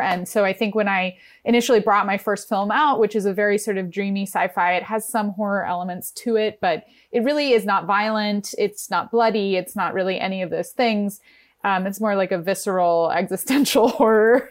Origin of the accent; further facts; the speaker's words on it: New York, United States; moved away as an adult; now in Los Angeles, United States; I'm from New York. I grew up in New York